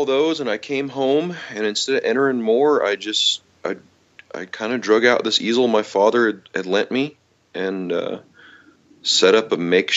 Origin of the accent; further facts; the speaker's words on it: Augusta, Montana, United States; also born or lived in Helena, Montana; they moved to town, and so I was raised there. There was 8 kids in my class all the way from kindergarten to high school.